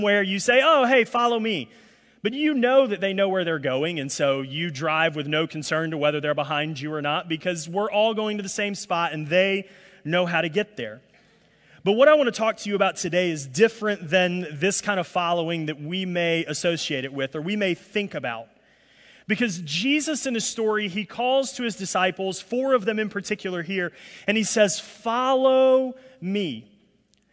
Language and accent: English; Alabama, United States; now in New Orleans, United States; I'm from Alabama, and so, you know, us country rednecks in Alabama